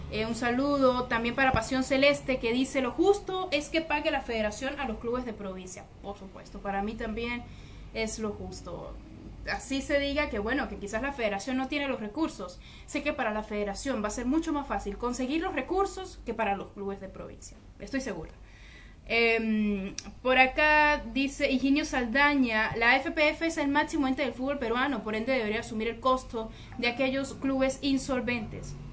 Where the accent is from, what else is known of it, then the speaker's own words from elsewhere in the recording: San Cristóbal, Táchira, Venezuela; moved away; está viendo eh, esta transmisión desde San Cristóbal en Venezuela, mi ciudad natal.